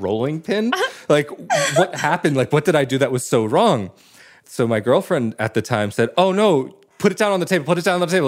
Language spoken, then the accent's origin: English; West Coast, United States; moved away as an adult; now in Italy; growing up on the West Coast